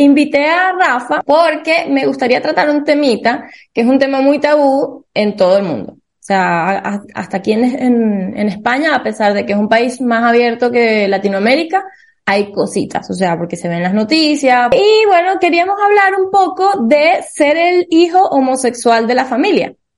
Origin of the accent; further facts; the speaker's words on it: Venezuela; nosotros somos de Venezuela